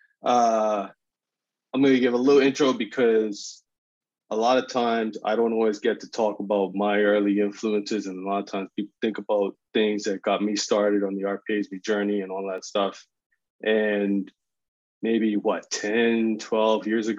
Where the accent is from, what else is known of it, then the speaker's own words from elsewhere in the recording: Bermuda; I'm from Bermuda.